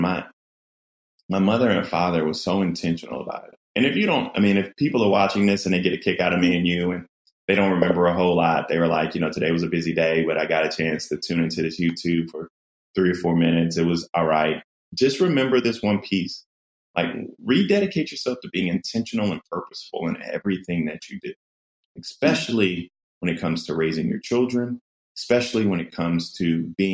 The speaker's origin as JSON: {"language": "English", "town": "Denmark", "region": "South Carolina", "country": "United States", "tie": "born or raised there", "said": "growing up in Denmark, growing up in Denmark, where you have 3 stoplights and a blinking light"}